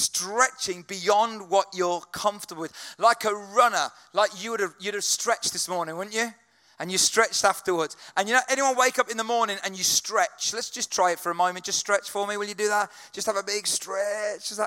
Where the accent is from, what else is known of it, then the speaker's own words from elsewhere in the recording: United Kingdom; British people, we